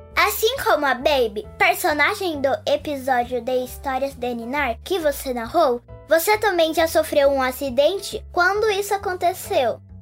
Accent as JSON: {"language": "Portuguese", "region": "São Paulo", "country": "Brazil", "said": "sou de São Paulo e tenho 7 anos"}